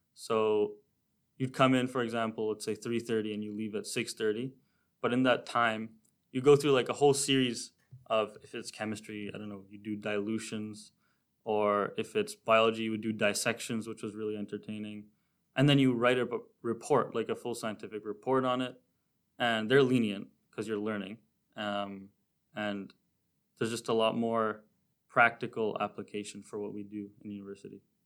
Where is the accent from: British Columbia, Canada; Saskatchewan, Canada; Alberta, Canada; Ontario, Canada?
Ontario, Canada; Toronto; now in North Bay, Canada; I'm from Toronto, Ontario, but I moved to North Bay